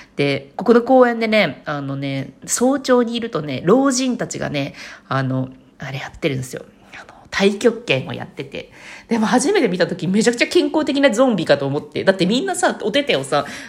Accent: Fukuoka, Japan; moved away; also born or lived in Tokyo; 福岡出身やしな。福岡出身だし、

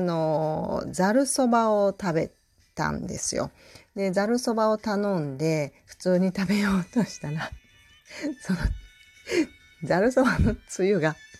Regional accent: Tokushima, Japan; moved away as an adult; also born or lived in Tokyo; now in Osaka, Japan; 実家があの徳島で育ったんですね

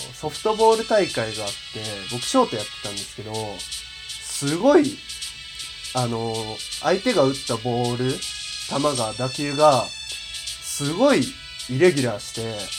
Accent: Yamaguchi, Japan; 一応山口県出身なので、ちょっとだけイントネーションがおかしかったりとか、ちょっと方言が出たりすることも多々あるのではないかなと思ってるので

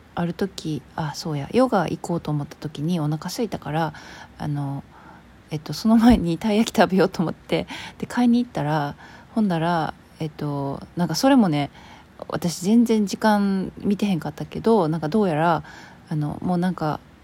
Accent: Kansai, Japan; 私ほら関西人なんで

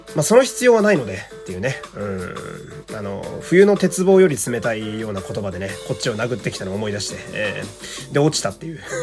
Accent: Fukui, Japan; moved away; 私の地元は福 井県という超絶ど田舎

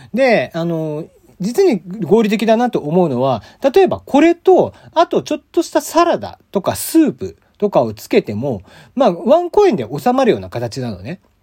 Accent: Kyushu, Japan; now in Tokyo, Japan; 僕は出身が西日本というか九州

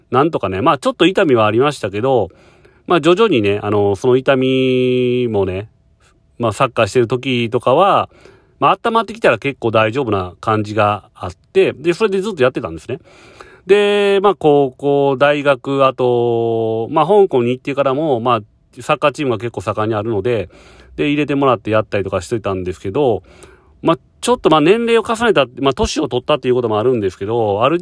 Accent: Japan; now in Hong Kong; 僕とか日本人からしたらね

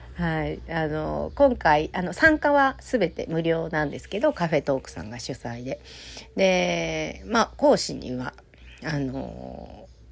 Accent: Kansai, Japan; 関西人なんでね

